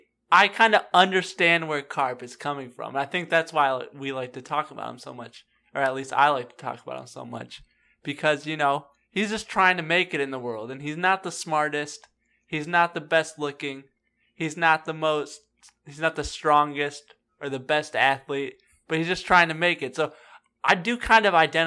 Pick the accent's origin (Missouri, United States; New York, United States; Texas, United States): Texas, United States; just being from Texas, I think Dwayne is an interesting parallel just because of that, you know?